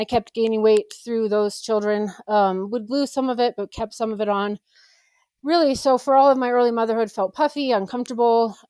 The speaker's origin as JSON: {"language": "English", "town": "Colorado Springs", "region": "Colorado", "country": "United States", "said": "I am from Colorado, Colorado Springs"}